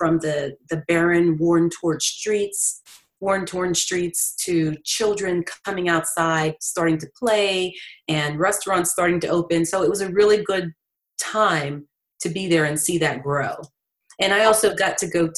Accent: Western Pennsylvania, United States; moved away as an adult; now in Washington, D.C., United States; I grew up in the Western Pennsylvania area, and I also went to college at the University of Pittsburgh

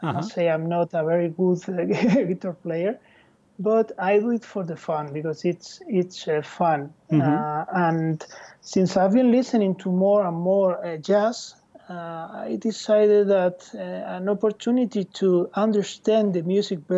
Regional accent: Madrid, Community of Madrid, Spain; English is a second language; moved away as an adult; now in Barcelona, Spain; I was born in Madrid.

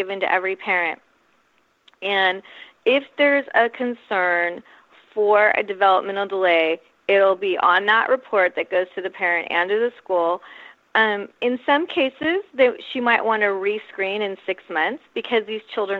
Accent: Silicon Valley, California, United States; moved away as an adult; now in San Diego, United States; I'm actually from Silicon Valley, though I've lived in San Diego since I went to college here in 87

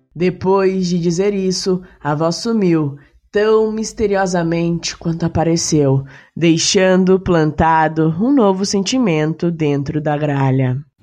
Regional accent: Curitiba, Paraná, Brazil; eu sou do Paraná, eu sou de Curitiba

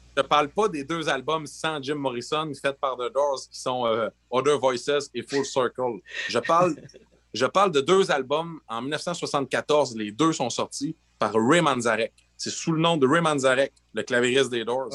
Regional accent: Fermont, Quebec, Canada; born or raised there; also born or lived in Gagnon, Quebec

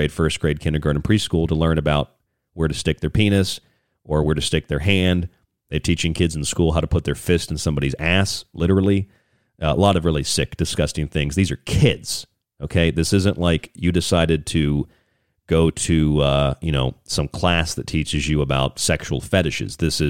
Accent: Florida, United States; now in Arizona, United States; Love Ron DeSantis, governor of my home state of Florida. Kind of wish I lived in Florida under DeSantis as much as I love Arizona.

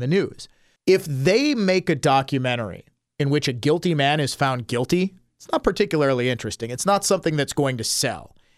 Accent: Milwaukee, Wisconsin, United States; growing up in the Milwaukee area

